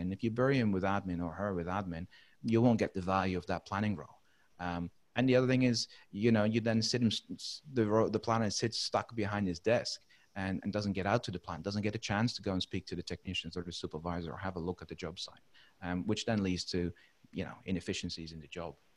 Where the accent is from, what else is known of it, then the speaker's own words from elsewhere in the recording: Netherlands; English is a second language; moved away as an adult; also born or lived in United Kingdom / Philippines / Middle East; now in Brisbane, Australia; I'm not a native uh, English speaker, so I actually grew up and, and originated from from the Netherlands.